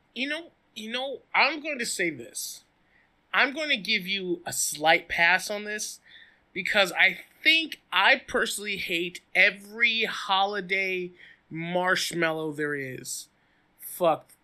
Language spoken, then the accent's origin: English; the South, United States; as a Southerner